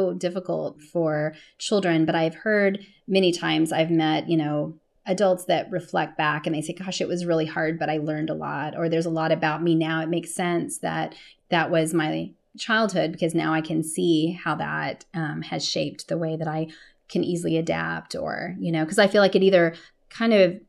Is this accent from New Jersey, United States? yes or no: no; Texas, United States; born there; also born or lived in California / Stockholm, Sweden / Brussels, Belgium / Toronto, Canada; now in Austin, United States; I was born in Texas, went out to California, and then left to go live in Stockholm, Sweden, Brussels, Belgium, Toronto, Canada, and then came back to Austin.